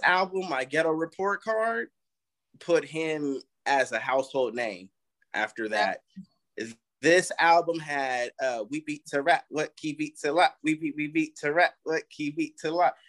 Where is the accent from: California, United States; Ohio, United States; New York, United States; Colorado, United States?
California, United States; Vallejo; moved away; I'm from the Bay